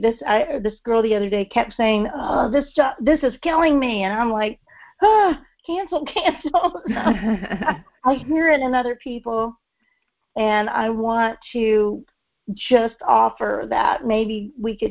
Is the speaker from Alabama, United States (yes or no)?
no; Texas, United States; now in Memphis, United States; I'm from Texas